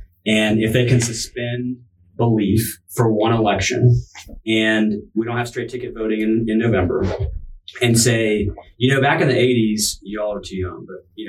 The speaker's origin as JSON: {"language": "English", "region": "Texas", "country": "United States", "said": "That's just being sensible Texan."}